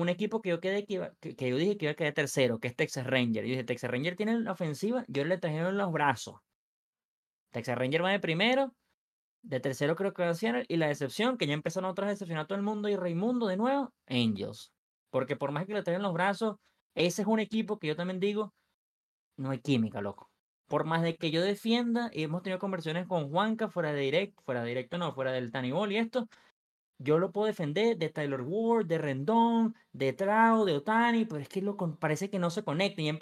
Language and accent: Spanish; Venezuela; yo soy venezolano